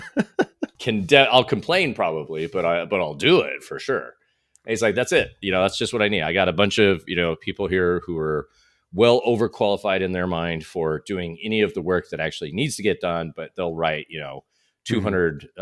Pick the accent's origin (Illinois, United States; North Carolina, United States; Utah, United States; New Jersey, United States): Utah, United States; moved away as an adult; also born or lived in Southern California; now in Scottsdale, United States; I was raised in Utah